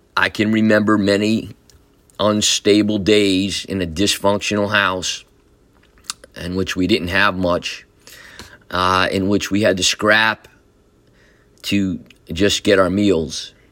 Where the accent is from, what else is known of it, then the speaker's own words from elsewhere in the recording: Newburgh, New York, United States; I was born in Newburgh, New York, in Saint Luke's Hospital. Like many of you, um, we grew up in the city of Newburgh.